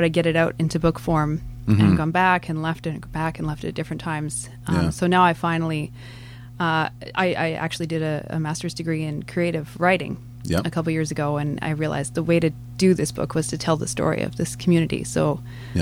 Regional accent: Calgary, Alberta, Canada; moved away as an adult; I grew up in Calgary

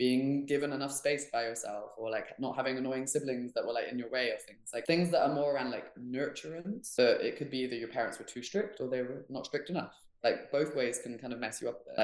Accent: Hamburg, Germany; moved away; also born or lived in England; I grew up in Germany

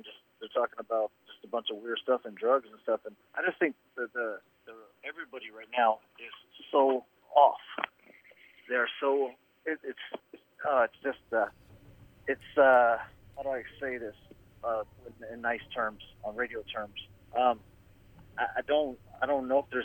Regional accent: San Bernardino, California, United States; now in Northern California, United States; I grew up in San Bernardino

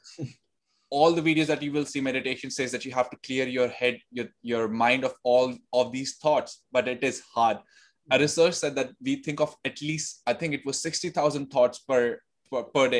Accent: India; moved away as an adult; also born or lived in Delhi; now in Sydney, Australia; I was born and raised in India, and then I moved to Sydney in 2019.

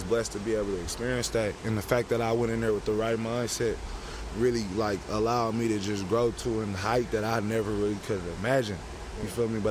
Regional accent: Oakland, California, United States; growing up in Oakland

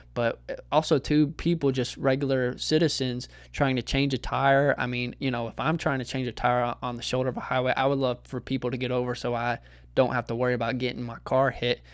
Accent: Texas, United States; as a Texan

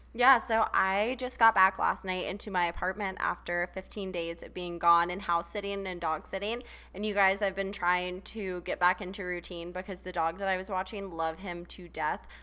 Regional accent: Charleston, South Carolina, United States; moved away; I grew up in Charleston

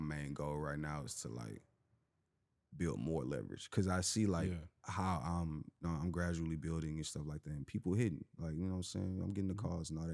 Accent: Houston, Texas, United States; I'm from Houston.

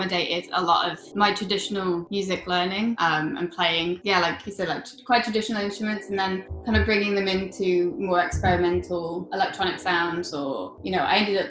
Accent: Sheffield, Yorkshire and the Humber, United Kingdom; moved away as an adult; now in London, United Kingdom; I grew up in Sheffield

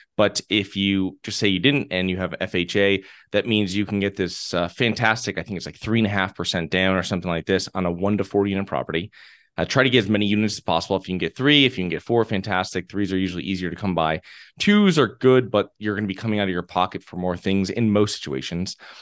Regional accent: Connecticut, United States; moved away as an adult; now in Florida, United States; I'm originally from Connecticut.

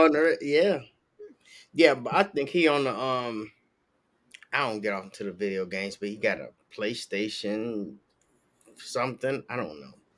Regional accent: Chicago, Illinois, United States; now in Florida, United States; I grew up in Chicago

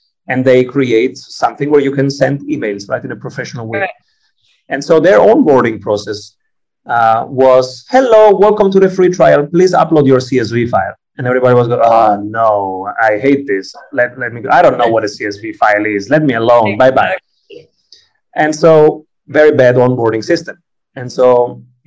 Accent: Italy; I'm Italian

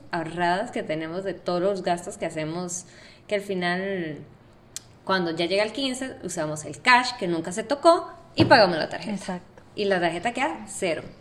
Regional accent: Costa Rica; now in Panama; yo soy de Costa Rica

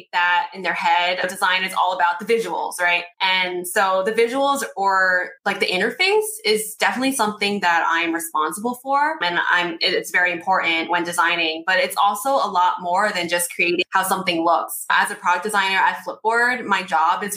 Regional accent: New Jersey, United States; also born or lived in Brooklyn, New York; I was born in Brooklyn, raised in Jersey, and currently live in Jersey City

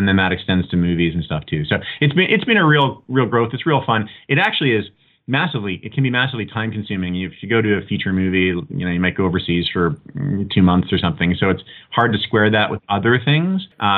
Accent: Canada; I'm a Canadian by birth

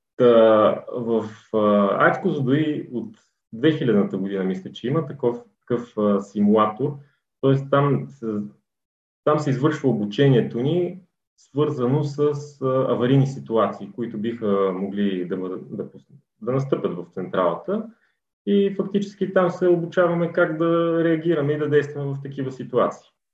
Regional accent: Kozloduy, Vratsa Province, Bulgaria; also born or lived in Sofia; от София съм родом, по принцип, но като цяло съм израсъл. Голяма част от живота ми е преминал в е, Козузо и тъй като моето семейство още в началото на 10-те години се е преместил да живее тук. Та и аз съм израснал тук

